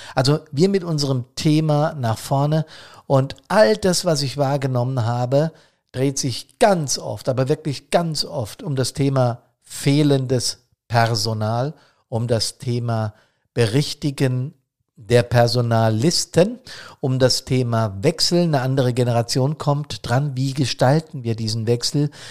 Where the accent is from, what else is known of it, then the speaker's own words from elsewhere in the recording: Bad Soden am Taunus, Hesse, Germany; hier in Bad Soden